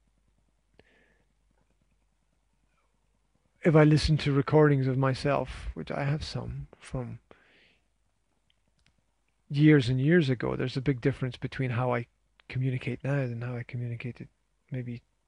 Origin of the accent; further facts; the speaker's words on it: Scotland, United Kingdom; being Scottish